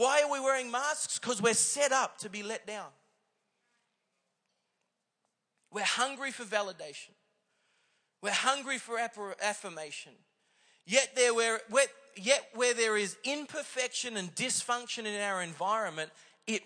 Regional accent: Singapore; I was born in Singapore

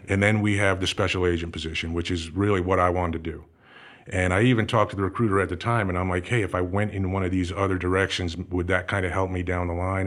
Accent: New Jersey, United States; moved away as an adult; also born or lived in Everett, Massachusetts / Los Angeles; I was, uh, born in Everett, Massachusetts, and, uh, spent some time growing up in Massachusetts, moved down to New Jersey probably when, I don't know, I was about six years old or so. My dad took a job down there, and, uh, that's where I spent all my high school time.

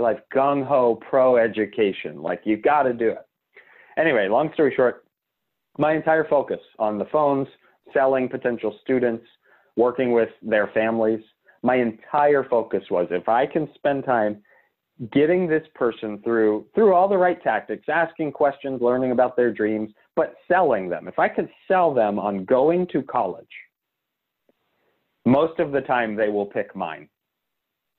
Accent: Pittsburgh, Pennsylvania, United States; moved away as an adult; also born or lived in Tampa, Florida; I'm from Pittsburgh, but I went to school in Tampa, Florida

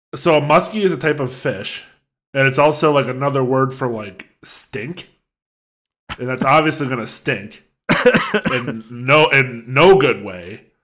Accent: United States; I'm an American

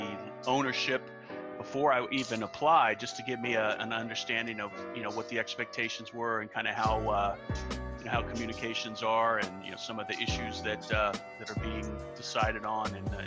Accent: Denton, Texas, United States; I live in the Dallas-Fort Worth Metroplex, actually in Denton, Texas

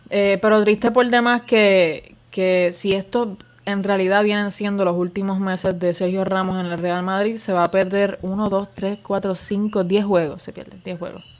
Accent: Puerto Rico; somos de Puerto Rico

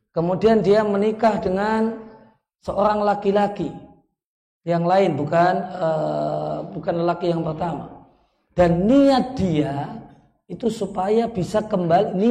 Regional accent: Yogyakarta, Special Region of Yogyakarta, Indonesia; Karena saya orang Jogja nanti yang yangan jadinya.

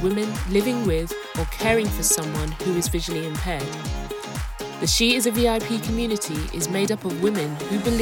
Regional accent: London, United Kingdom; moved away as an adult; I was born and raised in London and lived there for 24 years before moving out of the city.

